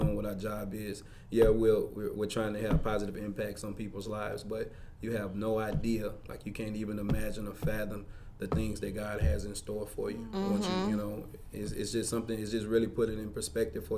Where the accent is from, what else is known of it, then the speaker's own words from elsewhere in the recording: Mississippi, United States; moved away; when we go back to Mississippi. I'm from Mississippi.